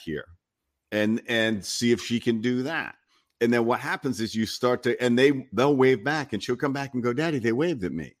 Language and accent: English; Rhode Island, United States; moved away as an adult; also born or lived in Los Angeles; I grew up in Rhode Island in a small town